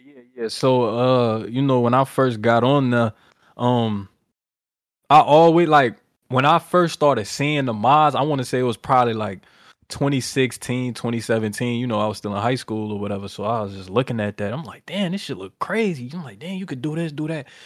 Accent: New Orleans, Louisiana, United States; I'm from New Orleans

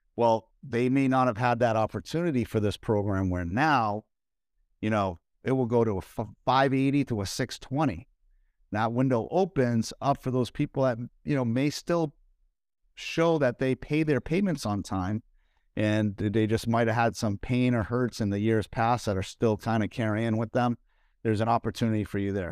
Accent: Northeast, central Massachusetts, United States; moved away; I'm from the Northeast, as many of you guys know that are watching here, and where I, where I lived, it was in central Massachusetts

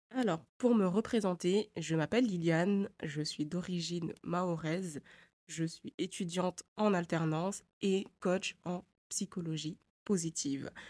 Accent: Mayotte; moved away as an adult; also born or lived in Poitiers, France; j'ai grandi avant, enfin jusqu'à mes 7 ans et demi, à Poitiers. Et après, on est rentré à Mayotte définitivement

